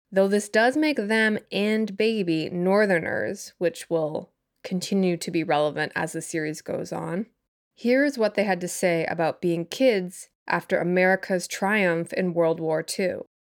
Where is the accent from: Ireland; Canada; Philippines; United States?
Canada; I'm also Canadian